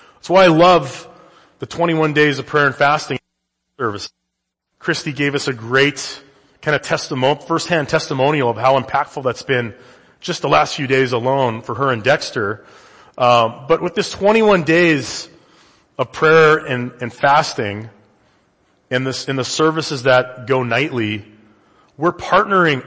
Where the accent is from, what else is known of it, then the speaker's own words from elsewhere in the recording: Canada; now in United States; I'm from the Great White North